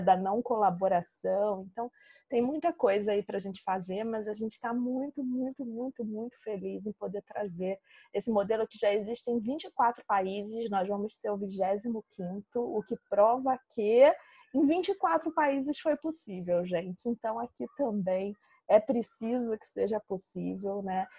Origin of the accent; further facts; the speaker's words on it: Brazil; aqui no Brasil